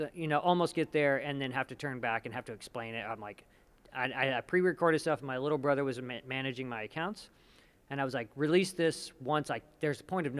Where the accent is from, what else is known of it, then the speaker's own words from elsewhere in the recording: Hobbs, New Mexico, United States; people I grew up with in Hobbs, New Mexico